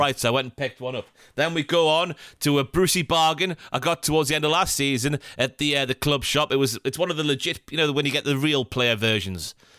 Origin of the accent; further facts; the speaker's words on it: Morpeth, North East England, United Kingdom; I'm from Morpeth, which is fifteen miles above Newcastle